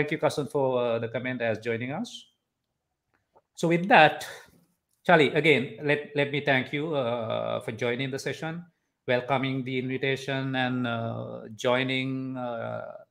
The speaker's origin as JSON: {"language": "English", "country": "Sri Lanka", "said": "as Sri Lankans"}